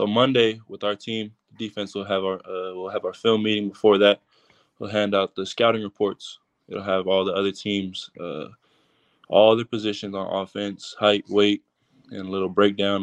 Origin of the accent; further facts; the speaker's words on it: Perris, California, United States; I actually live in Paris.